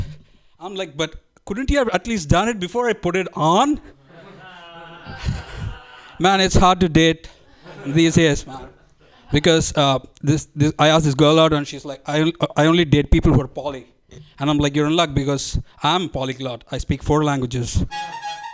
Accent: India; moved away as an adult; now in San Francisco, United States; I'm from India

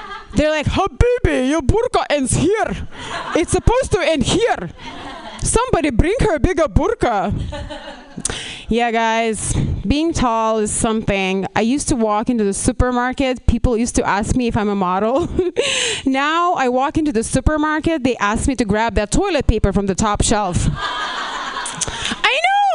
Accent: Lithuania; moved away as an adult; now in Los Angeles, United States; I'm not even Russian. I'm actually from Lithuania.

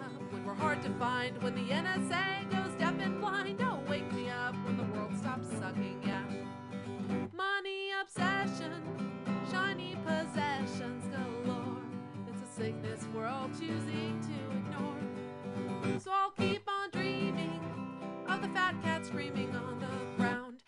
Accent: San Francisco, California, United States; I've been in the Bay my whole life

